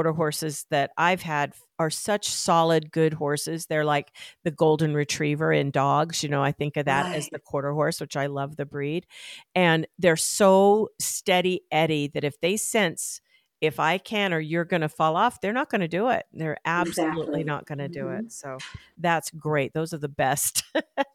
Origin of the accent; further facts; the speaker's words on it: Arizona, United States; moved away as an adult; now in Colorado, United States; I grew up in Arizona